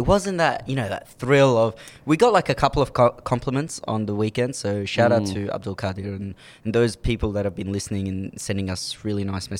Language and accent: English; Melbourne, Victoria, Australia; We're from Melbourne.